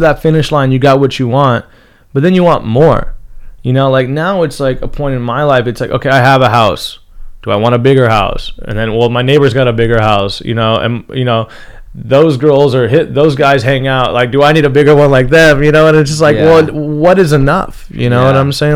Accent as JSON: {"language": "English", "town": "Rancho Cucamonga", "region": "California", "country": "United States", "tie": "born or raised there", "also_born_or_lived": "Newport Beach, California", "said": "I grew up in the Inland Empire. Mm-hmm. But I moved to Newport Beach when I was 13 years old"}